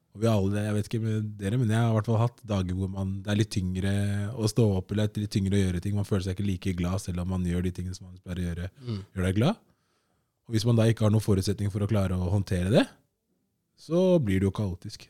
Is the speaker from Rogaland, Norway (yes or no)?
no; Oslo, Norway; født og oppvokst på Stovner